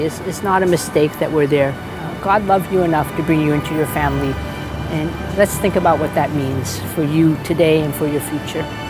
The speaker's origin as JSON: {"language": "English", "country": "United States", "said": "I'm Chinese American"}